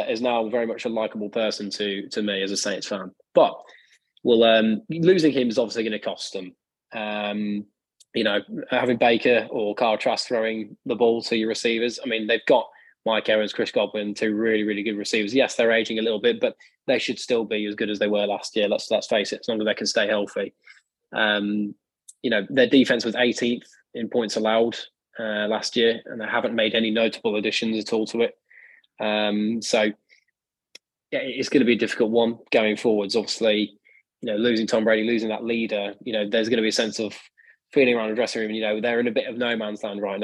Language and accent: English; Birmingham, West Midlands, United Kingdom; being from Birmingham in England